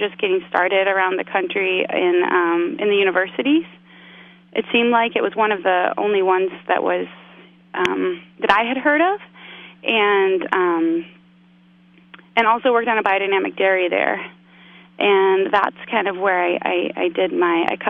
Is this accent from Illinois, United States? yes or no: yes; Chicago, Illinois, United States; now in Bay Area, United States; I was from Chicago